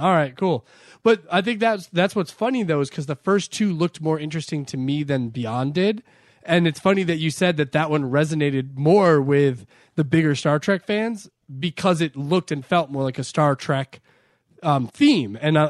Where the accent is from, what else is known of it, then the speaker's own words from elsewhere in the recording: Ireland; Oh, I was like, me? Why are you including me in that? Because I'm Irish?